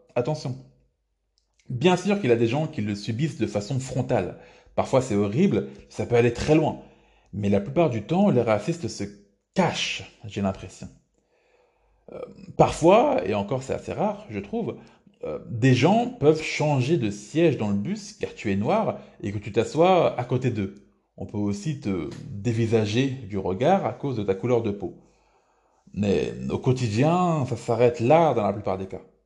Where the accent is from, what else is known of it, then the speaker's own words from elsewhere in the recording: France; je suis né en France et j'ai toujours vécu ici